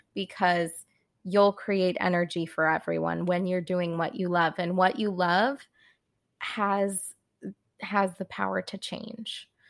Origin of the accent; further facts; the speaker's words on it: California, United States; moved away as an adult; also born or lived in Boston; I'm from California originally. I grew up kind of around those spiritual hippie vibes